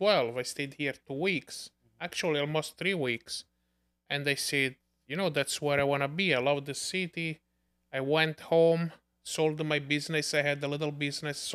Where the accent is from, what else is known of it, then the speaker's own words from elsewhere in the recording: Naples, Campania, Italy; English is a second language; moved away as an adult; also born or lived in Bensonhurst, New York; now in New York, United States; for us Neapolitans